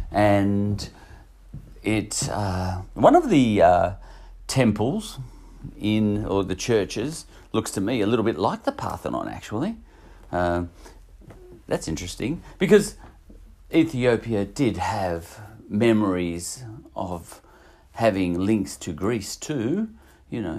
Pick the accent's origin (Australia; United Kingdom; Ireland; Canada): Australia; Uh, I'm Australian, so I'm calling him Fantasia.